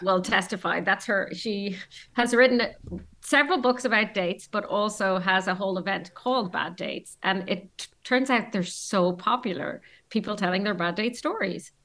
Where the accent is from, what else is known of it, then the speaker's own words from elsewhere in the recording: Ireland; we're from Ireland